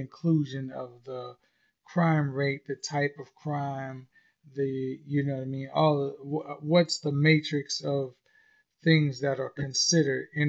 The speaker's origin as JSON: {"language": "English", "town": "St. Louis", "region": "Missouri", "country": "United States", "tie": "born or raised there", "moved": "yes", "lives_now": "Atlanta, United States", "said": "I grew up in St. Louis"}